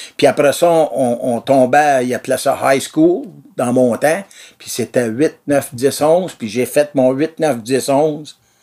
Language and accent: French; Brossard, Quebec, Canada; moved away as an adult; also born or lived in Pointe-Saint-Charles, Montreal; now in Saint-Alphonse-Rodriguez, Canada; j'ai passé ma vie à Brossard, moi. Là. Dans le temps, c'était pas Brossard, c'était Brossard Station dans le temps. Là. Je suis né à Point-Saint-Charles. J'avais À 10 ans, on a parti de là. Puis on a déménagé à Brosseau, puis on a passé ma vie là.